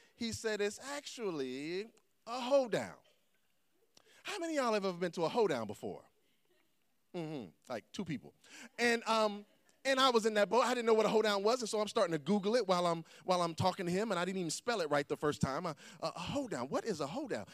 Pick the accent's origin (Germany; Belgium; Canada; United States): United States; the South; I grew up in the South